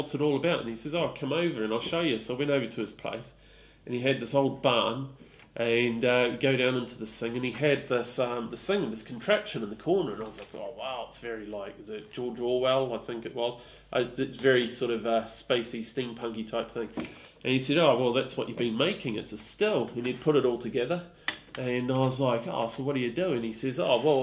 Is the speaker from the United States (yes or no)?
no; New Zealand; now in Stroud, United Kingdom; I grew up in New Zealand